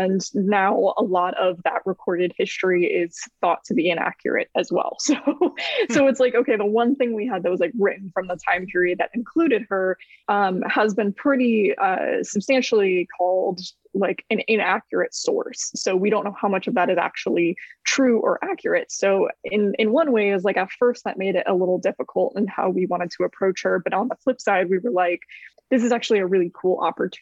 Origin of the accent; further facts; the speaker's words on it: Tampa, Florida, United States; growing up in Tampa, where it's just like you are inundated with pirate lore and mythology constantly